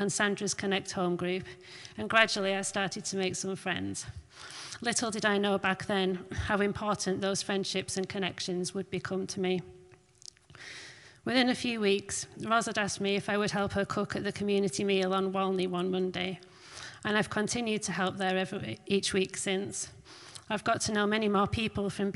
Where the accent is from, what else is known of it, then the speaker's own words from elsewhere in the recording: Barrow-in-Furness, North West England, United Kingdom; moved away as an adult; also born or lived in Scarborough; I was born and raised in Barrow, but for the last 5 years, I've been living in different